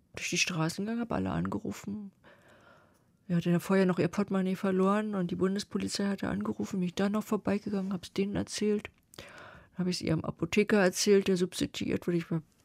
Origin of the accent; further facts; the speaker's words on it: East Germany, Germany; ich komme aus der DDR